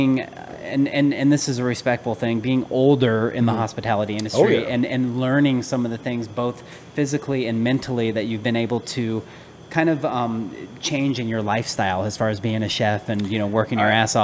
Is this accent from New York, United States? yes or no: no; Atlanta, Georgia, United States; now in Arizona, United States; I grew up in Atlanta. I was born here, actually, but grew up in Atlanta